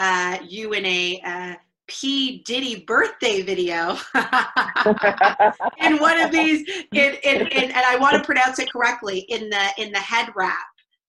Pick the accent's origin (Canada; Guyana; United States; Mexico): Canada; I'm somebody who's of Scottish and Jamaican descent. I mean, I'm Canadian born, but you know, I own a house in Jamaica. I have a lot of ties there.